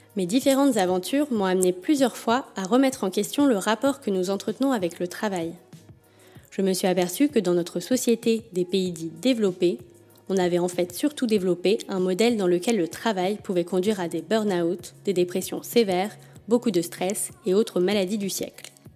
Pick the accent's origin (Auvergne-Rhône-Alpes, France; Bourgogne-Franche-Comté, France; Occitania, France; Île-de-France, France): Île-de-France, France; Paris; je suis née à Paris et j'y ai toujours vécu, ou presque.